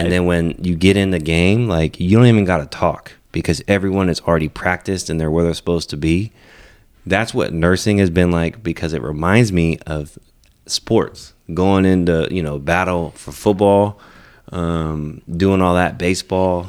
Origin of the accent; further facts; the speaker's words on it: Merced, California, United States; moved away as an adult; also born or lived in Texas; growing up in the Central Valley